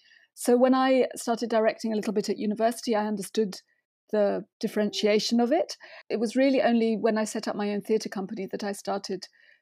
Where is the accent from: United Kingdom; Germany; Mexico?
Germany; English is a second language; And then as a teenager, there was a scheme in my town in Germany, because I grew up in Germany mainly, where you could go to you could buy a sort of abonnement and you could go to the theatre.